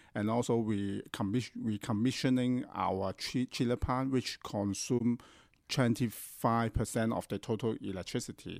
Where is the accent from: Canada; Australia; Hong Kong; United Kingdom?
Hong Kong; I grew up in Hong Kong